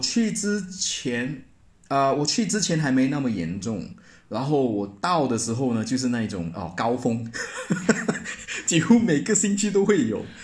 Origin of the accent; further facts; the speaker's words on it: George Town, Penang, Malaysia; moved away as an adult; also born or lived in Kuala Lumpur, Malaysia / Nottingham, United Kingdom; now in Hong Kong; 槟城是我的家乡